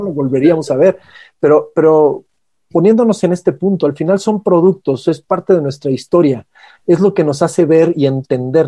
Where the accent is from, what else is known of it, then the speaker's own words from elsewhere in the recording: Mexico; como mexicanos, en este caso nuestro país